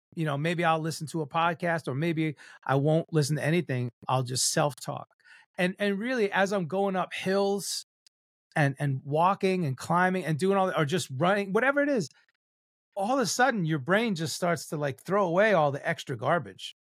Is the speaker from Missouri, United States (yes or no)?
no; New York, United States; I'm Cuban Italian and I'm a New Yorker